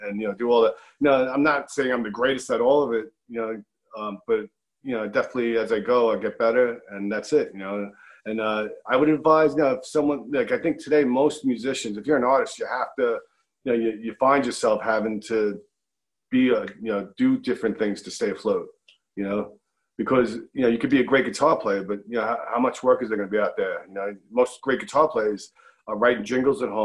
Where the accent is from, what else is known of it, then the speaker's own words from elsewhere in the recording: New York City, New York, United States; I was born, raised, in New York, so I feel like I'm a New Yorker